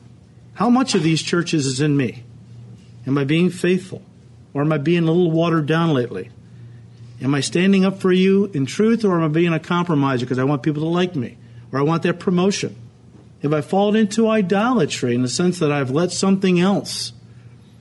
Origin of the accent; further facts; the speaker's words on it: Chicago, Illinois, United States; I don't technically live in Chicago, but Chicago is my city. When I go places and people say, where are you from? I say, Chicago